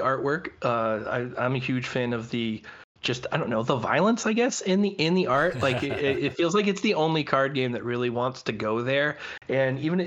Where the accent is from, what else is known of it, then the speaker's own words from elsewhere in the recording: Massachusetts, United States; I am from Massachusetts